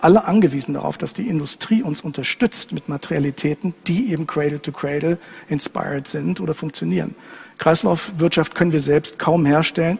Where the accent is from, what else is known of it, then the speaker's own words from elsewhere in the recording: Germany; moved away as an adult; also born or lived in Braunschweig / Los Angeles; als Deutscher, wenn man dort lebt